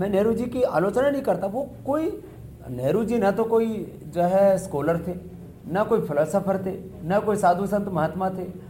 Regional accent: India; मैं भारत से हूँ

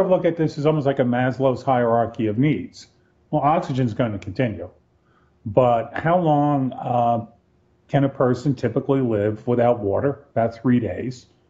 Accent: Black Mountain, North Carolina, United States; my my hometown, Black Mountain, North

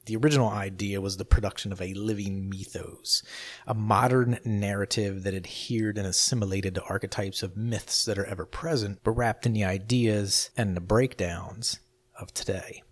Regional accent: New Jersey, United States; I grew up in South Jersey, which was a stone's throw from Philadelphia

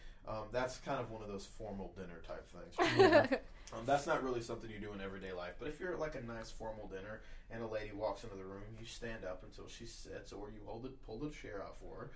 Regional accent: the South, United States; I am a man from the South.

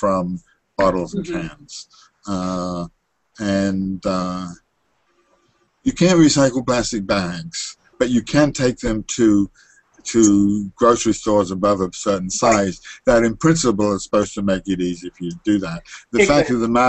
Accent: England, United Kingdom; also born or lived in Baltimore; now in New York City, United States; I grew up in England

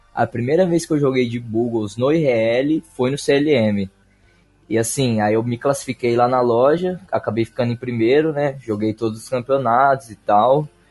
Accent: Ribeirão Preto, São Paulo, Brazil; Sou nascido e moro na cidade de Ribeirão Preto

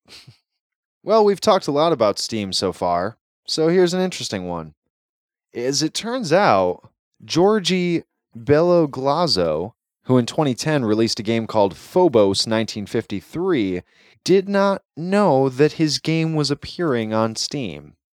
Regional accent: United States

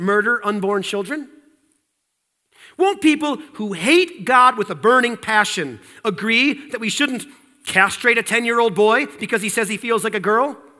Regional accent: United States

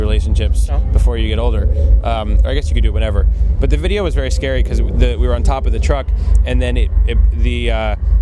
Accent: New Jersey, United States; now in Brooklyn, United States; I'm from New Jersey

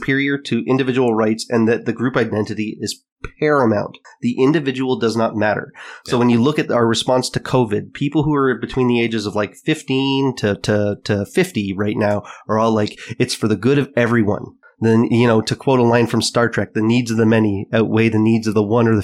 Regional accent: Canada; as a Canadian

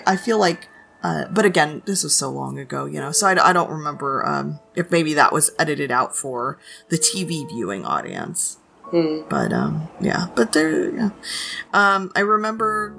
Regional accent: California, United States; moved away; also born or lived in Florida; I'm from California

